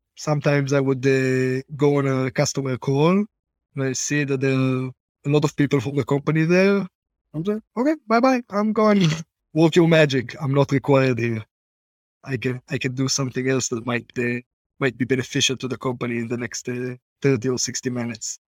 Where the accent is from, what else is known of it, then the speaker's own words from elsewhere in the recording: Israel; accent: Israeli; also born or lived in Boston, United States; I lived in Boston as a kid, and everyone told me that if I keep my Israeli accent